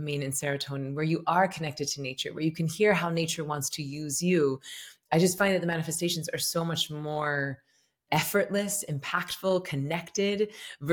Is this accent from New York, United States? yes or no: no; Tallahassee, Florida, United States; I'm from Tallahassee, Florida, and I was raised Southern Baptist.